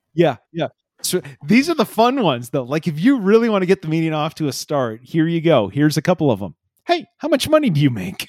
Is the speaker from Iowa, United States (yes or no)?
yes; Iowa Falls, Iowa, United States; growing up in Iowa Falls in the late eighties